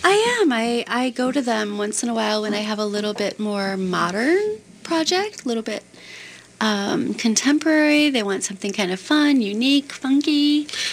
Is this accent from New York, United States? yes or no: no; Chicago, Illinois, United States; now in Minneapolis, United States; I grew up in the Chicago area